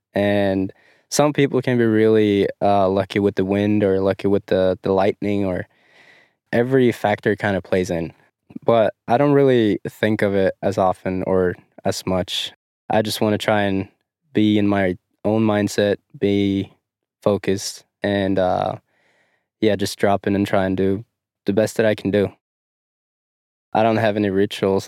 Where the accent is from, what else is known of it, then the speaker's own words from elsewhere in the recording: Dombås, Innlandet, Norway; I am from Dumbos, Norway.